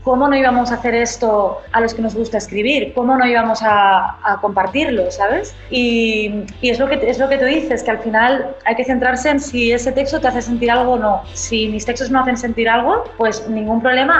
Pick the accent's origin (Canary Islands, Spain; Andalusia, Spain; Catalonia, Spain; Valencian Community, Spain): Catalonia, Spain; Barcelona; soy escritora, nací en Barcelona, en España